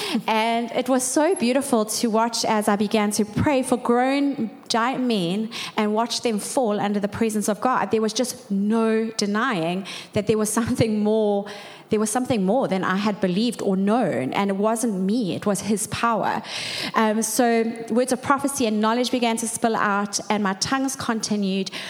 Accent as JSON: {"language": "English", "town": "Durban", "region": "KwaZulu-Natal", "country": "South Africa", "tie": "born or raised there", "said": "We grew up in Durban North"}